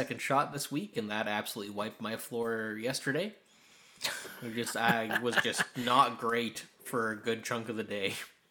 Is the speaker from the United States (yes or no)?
no; Ireland; Yeah. I'm Irish, though. That didn't help me at all.